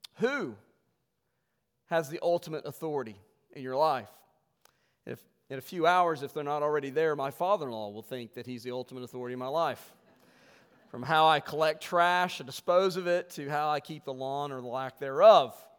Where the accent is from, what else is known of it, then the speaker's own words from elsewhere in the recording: West Virginia, United States; we're from West Virginia